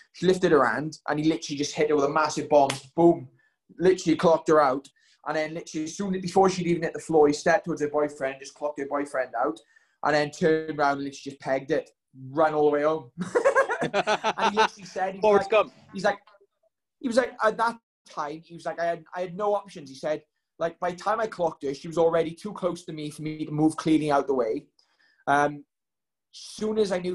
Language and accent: English; Wales, United Kingdom; I've always loved being Welsh